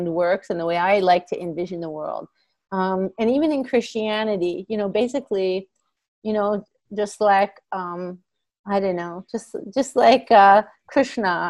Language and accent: English; Canada; also born or lived in India / United States; five of us moved to Canada when I was about, I don't know, I would say four